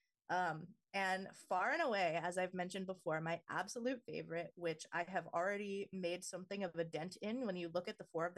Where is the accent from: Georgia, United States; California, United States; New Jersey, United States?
California, United States; Southern; Tacos and burritos are a huge part of just my identity as a Southern Californian